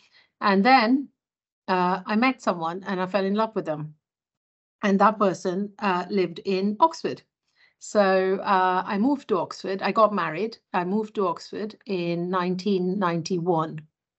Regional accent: Mumbai, Maharashtra, India; moved away as an adult; I was born and brought up in India, in Bombay, which is now Mumbai. And I went to medical school in Mumbai.

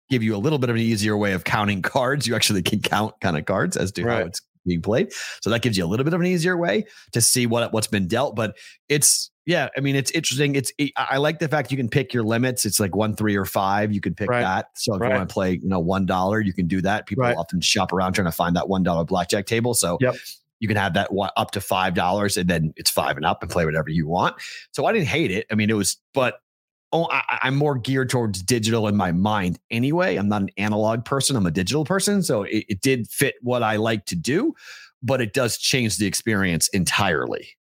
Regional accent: Andover, Massachusetts, United States; moved away; my hometown of Andover, Mass

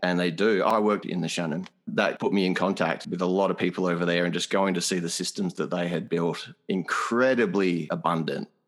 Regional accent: Australia; an Australian, a European Australian

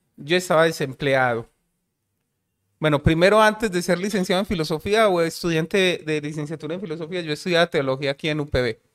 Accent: Medellín, Antioquia, Colombia; Yo soy de Aranjuez

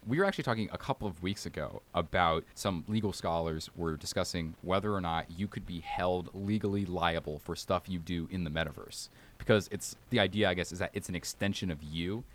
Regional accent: Alabama, United States; I'm from Alabama and we don't drive like maniacs

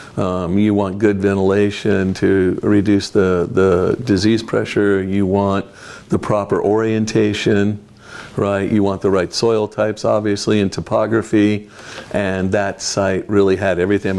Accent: Fresno, California, United States; moved away as an adult; also born or lived in Michigan; now in Oregon, United States; I grew up in Fresno, California

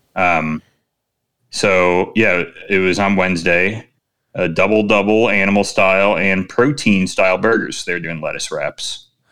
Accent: Chicago, Illinois, United States; I am Chicagoan

